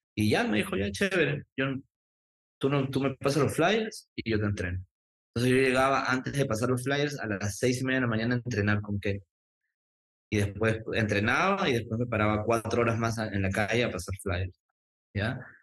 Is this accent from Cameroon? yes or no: no; Lima, Peru; now in Miami, United States; yo soy nacido en Lima, Perú, en el cercado de Lima, em, que es muy cerquita al Callao